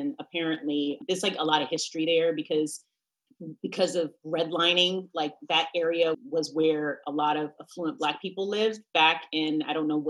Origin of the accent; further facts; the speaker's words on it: Queens, New York, United States; also born or lived in Teaneck, New Jersey; In Queens and also in New Jersey. So I moved around a lot when I was a kid, lived so many places, but yeah, I say Queens, but really I lived a lot in New Jersey growing up. I lived in Teaneck.